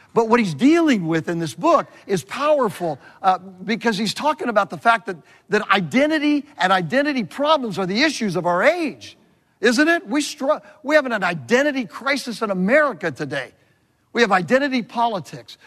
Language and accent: English; Southern California, United States; moved away; I'm from Southern California